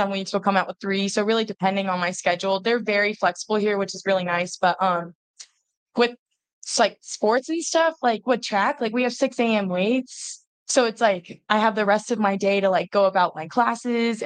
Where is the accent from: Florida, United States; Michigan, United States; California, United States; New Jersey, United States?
Florida, United States; Jacksonville; I'm from like Jacksonville